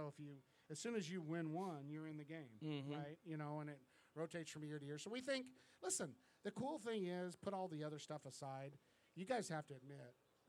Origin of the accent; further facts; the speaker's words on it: Texas, United States; When I went to Utah because I came from Texas, I thought we had a lot of rodeos in Texas.